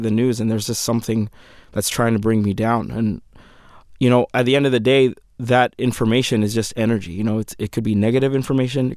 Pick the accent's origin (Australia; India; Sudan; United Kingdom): Sudan; moved away; my home country of Sudan